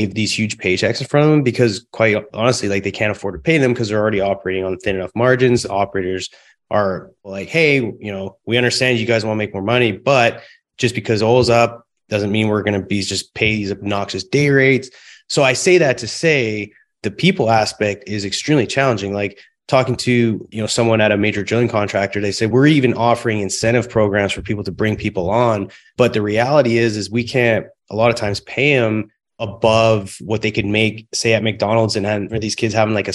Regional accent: close to Vancouver, British Columbia, Canada; also born or lived in Calgary; now in Houston, United States; I'm originally from Canada, born in Calgary, raised close to Vancouver.

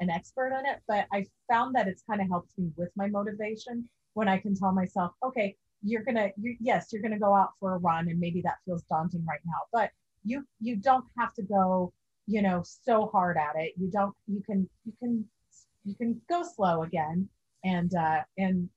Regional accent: Kansas, United States; moved away; I'm from Kansas

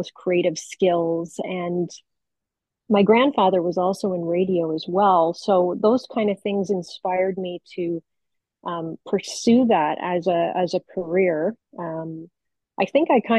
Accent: Hamilton, Ontario, Canada; I grew up in Hamilton, Ontario, born, raised, and kind of never left

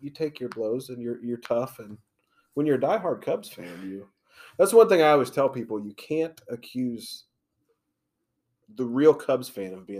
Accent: St. Louis area, Metro East, Illinois, United States; I grew up in the St. Louis area

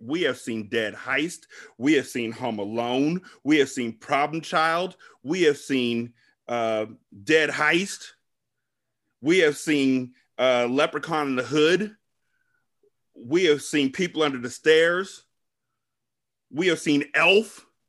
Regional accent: Sacramento, California, United States; I'm from South Sacramento. I live with Bloods and there's Crips up the block and the cops is out there and spray paint and all this kind of shit.

